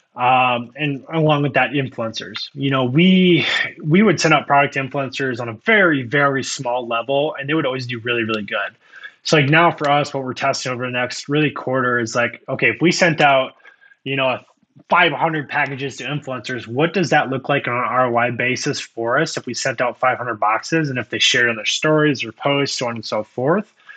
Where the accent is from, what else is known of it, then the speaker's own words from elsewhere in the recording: Iowa, United States; I usually say Iowa, and nine out of ten times, it's like, "What in the world are you in Iowa?" Um, I was born and raised here.